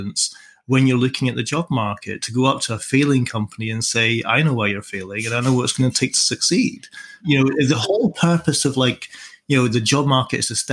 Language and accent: English; Edinburgh, Scotland, United Kingdom; also born or lived in Dunbar, Scottish Borders; I grew up in Edinburgh